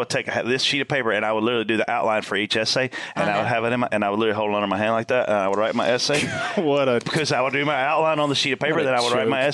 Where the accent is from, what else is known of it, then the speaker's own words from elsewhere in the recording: Pageland, South Carolina, United States; moved away; I'm from Pageland